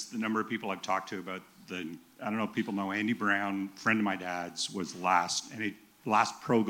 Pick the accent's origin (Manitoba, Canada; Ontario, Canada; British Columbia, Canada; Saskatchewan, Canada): Ontario, Canada; Toronto; moved away; I'm from Willowdale originally.